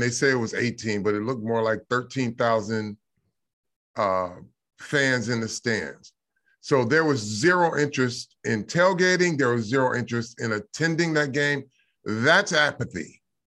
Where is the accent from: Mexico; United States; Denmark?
United States; Michigan; I grew up in Michigan